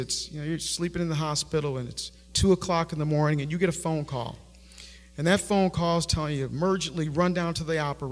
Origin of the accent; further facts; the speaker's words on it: Buffalo, New York, United States; I grew up in Buffalo, New York